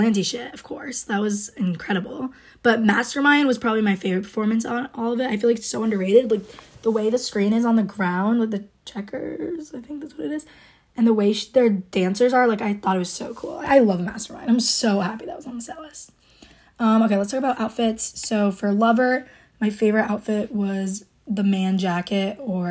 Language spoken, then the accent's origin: English; Rhode Island, United States; I'm from Rhode Island